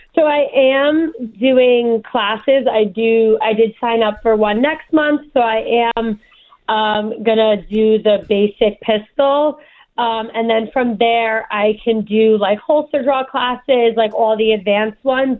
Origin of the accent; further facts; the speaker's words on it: New Jersey, United States; also born or lived in New York; I was born in New York, but raised my whole life in Jersey